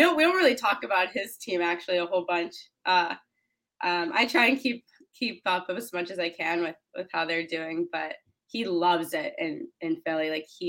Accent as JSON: {"language": "English", "country": "Canada", "tie": "born or raised there", "moved": "as an adult", "lives_now": "United States", "said": "So I played box lacrosse growing up in Canada"}